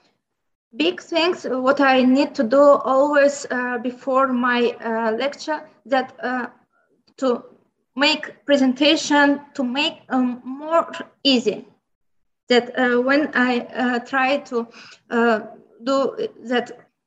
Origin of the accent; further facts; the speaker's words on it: Baku, Azerbaijan; first language Azerbaijani and Lezgi; English is a second language; In Baku, Baku City, capital of Azerbaijan Republic, and my hometown